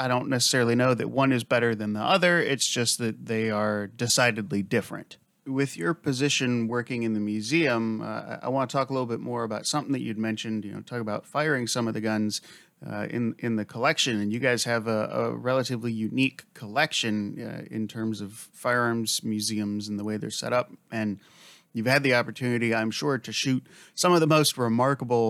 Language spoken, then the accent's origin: English; United States; as an American